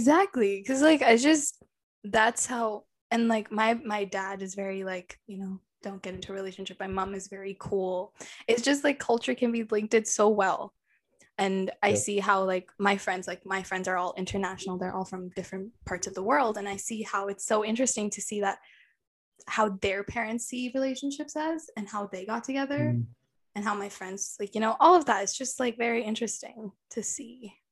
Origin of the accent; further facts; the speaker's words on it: India; Because I'm Indian, and Indians have this mentality.